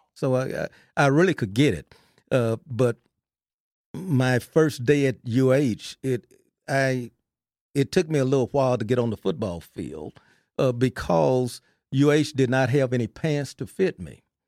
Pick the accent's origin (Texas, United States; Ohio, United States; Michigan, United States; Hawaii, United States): Texas, United States; Belton; I'm a Texan, uh, so I, I played my high school football at Belton, Texas